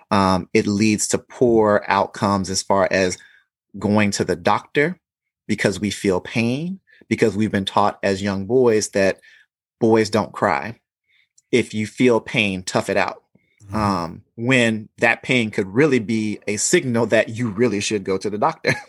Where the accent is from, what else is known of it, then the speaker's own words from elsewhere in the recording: the South, United States; growing up in the South and knowing men who had to or be a certain way.